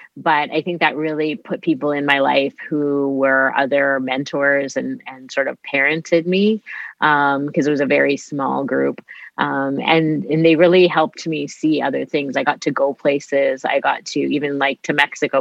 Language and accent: English; Winnipeg, Manitoba, Canada; I grew up here in Winnipeg.